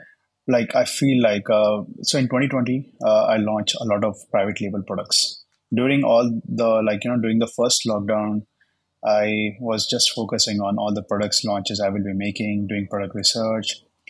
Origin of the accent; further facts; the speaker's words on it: Jodhpur, Rajasthan, India; English is a second language; Yeah, hi. … I'm from India.